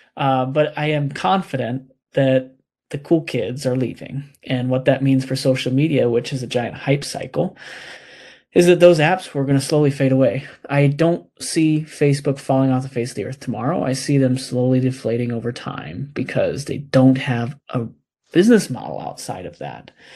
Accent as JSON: {"language": "English", "country": "United States", "said": "as American people"}